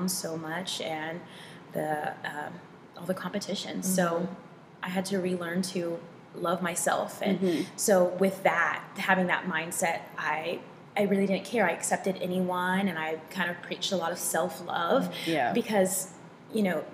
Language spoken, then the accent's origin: English; Texas, United States; now in Seattle, United States; I grew up in Texas